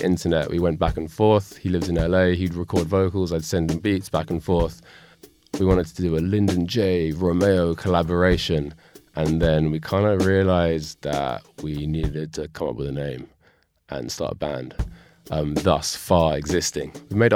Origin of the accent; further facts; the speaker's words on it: London, United Kingdom; I'm from North London